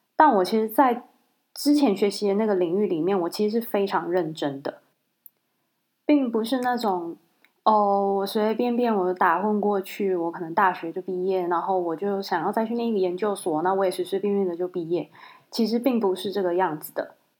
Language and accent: Chinese; Kaohsiung, Taiwan; 因为我是高雄人